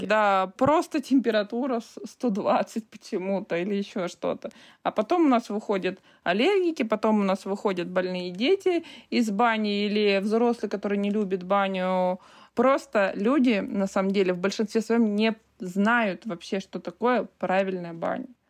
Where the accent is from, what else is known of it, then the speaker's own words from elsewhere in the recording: Altai Krai, Russia; now in Altai Republic, Russia; Я родилась в Алтайском крае, в обычной деревне. Я знаю, что такое колхоз, что такое доить корову